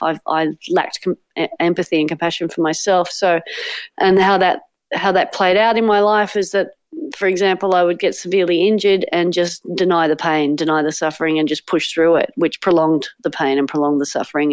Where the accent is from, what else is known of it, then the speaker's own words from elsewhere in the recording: Sydney, New South Wales, Australia; growing up on Manly Beach with a beach loving family